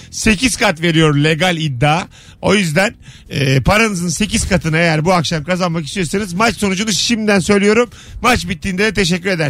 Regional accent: Samsun, Turkey; ben Samsunluyum.

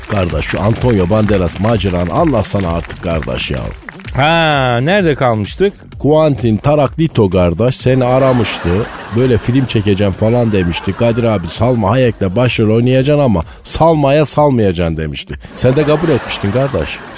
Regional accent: Elazığ Province, Turkey; ben e, Elazığlıyım, sen Malatyalısın.

